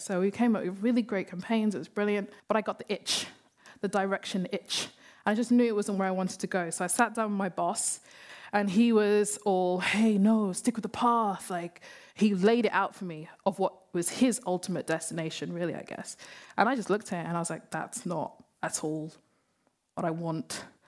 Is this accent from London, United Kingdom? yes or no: yes; London, United Kingdom; We grew up in London, we grew up in Hackney